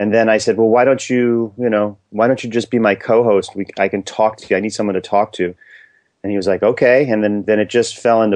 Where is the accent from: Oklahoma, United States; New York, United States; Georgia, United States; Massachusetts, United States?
New York, United States; New York City; moved away; also born or lived in New Jersey; I grew up in Inwood, which is like around 200th Street and Broadway, very tip of Manhattan